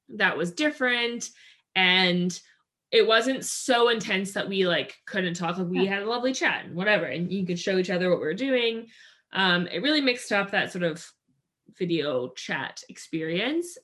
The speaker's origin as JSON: {"language": "English", "town": "Maple Ridge", "region": "British Columbia", "country": "Canada", "tie": "born or raised there", "said": "we grew up in Maple Ridge, and in Maple Ridge, which is uh, outside of Vancouver"}